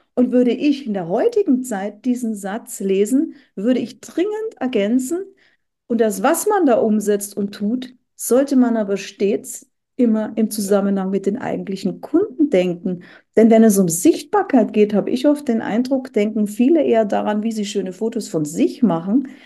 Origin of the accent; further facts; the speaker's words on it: Bavaria, Germany; now in Hamburg, Germany; ich bin ja aus Bayern